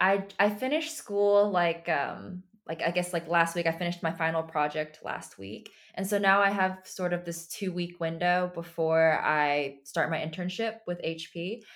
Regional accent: United States; first language Chinese; I was born in America. My parents are from China. And when I was younger, I knew how to speak Chinese first

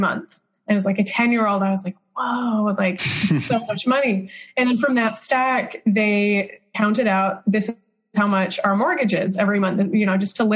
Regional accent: Utah, United States; also born or lived in Arizona; I grew up in Utah, went to Brigham Young University for my undergraduate

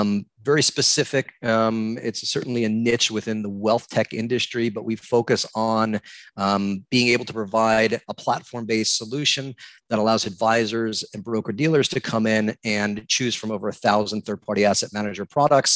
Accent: New York, United States; moved away as an adult; also born or lived in Manhattan, New York; now in West Palm Beach, United States; growing up in New York my whole life

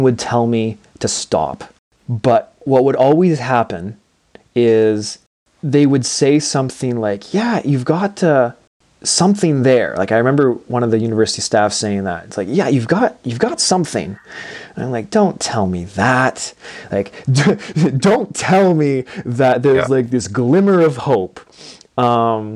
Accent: Portage la Prairie, Manitoba, Canada; in the Portage La Prairie School Division, so my hometown

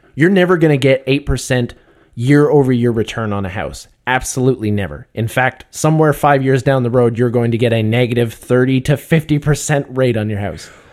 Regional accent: Canada; we're Canadian

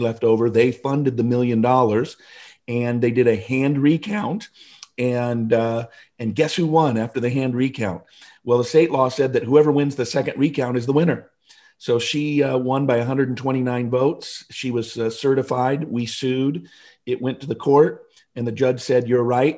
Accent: Seattle, Washington, United States; moved away as an adult; I grew up in the Seattle area, first fifty years of my life in Seattle.

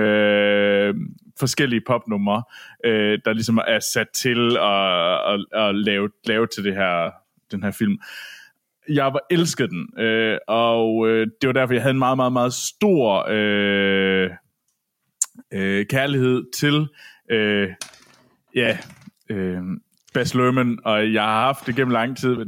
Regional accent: Herning, Central Denmark Region, Denmark; derhjemme i Herning, og øh, på bondegården

